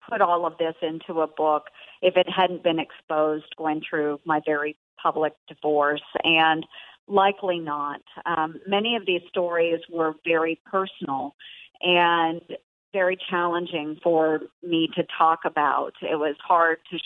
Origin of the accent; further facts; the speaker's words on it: Southwest Iowa, United States; I'm from Southwest Iowa, a very rural county